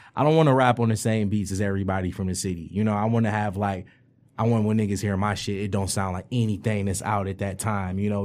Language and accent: English; Detroit, Michigan, United States; I grew up on the East Side and shit, like, Eight Mile and Grad shit, Seven Mile and Grad shit, that whole section over there